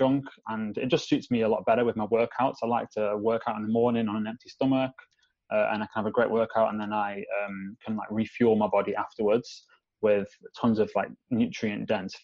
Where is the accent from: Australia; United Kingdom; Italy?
United Kingdom; Staffordshire, West Midlands; also born or lived in London; I live, my hometown, which is in Staffordshire in the middle of Manchester and Birmingham